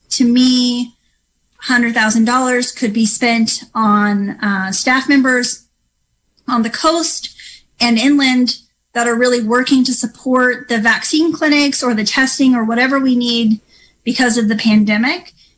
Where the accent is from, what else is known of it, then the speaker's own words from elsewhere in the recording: Mendocino County, California, United States; I grew up in Mendocino County.